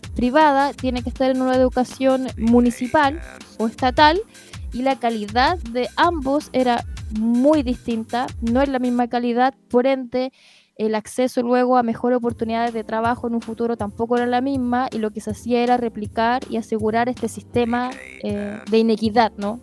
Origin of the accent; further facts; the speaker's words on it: Chile; como chilenas y como chileno